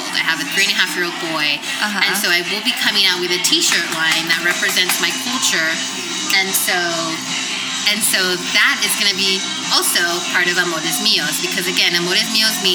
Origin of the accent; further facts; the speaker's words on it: San Francisco, California, United States; I grew up in San Francisco. I grew up in the Mission